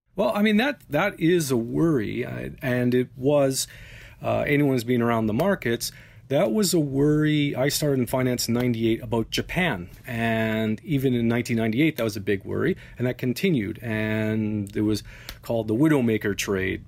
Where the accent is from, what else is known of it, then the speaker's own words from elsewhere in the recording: Canada; As a Canadian